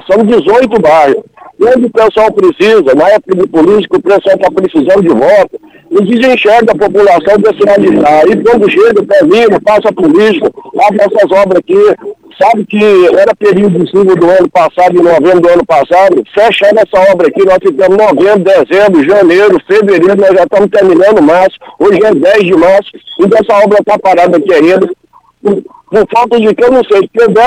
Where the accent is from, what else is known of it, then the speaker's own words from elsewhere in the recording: Rio Verde, Brazil; eu sou morador, sou, sou daqui de Rio Verde, moro aqui desde 1974.